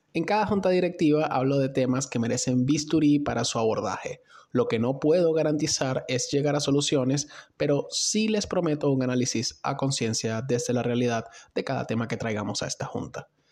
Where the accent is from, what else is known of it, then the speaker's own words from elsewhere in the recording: Venezuela; al otro lado de la frontera de mi país